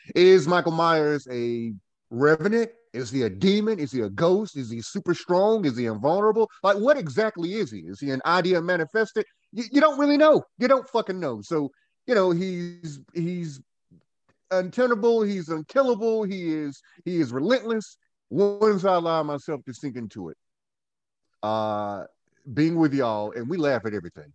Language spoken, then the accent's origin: English; Goldsboro, North Carolina, United States; moved away as an adult; now in Winston-Salem, United States; I am from Goldsboro, North Carolina, born and bred Goldsboroian